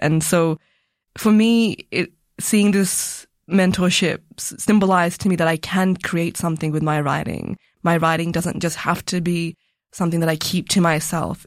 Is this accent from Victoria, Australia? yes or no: yes; Melbourne, Victoria, Australia; also born or lived in Punjab, India; growing up in Melbourne with my family